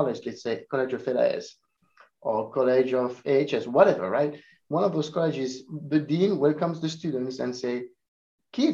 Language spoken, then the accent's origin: English; France; also born or lived in Italy; now in Urbana-Champaign, United States; I was born in Italy, I grew up in France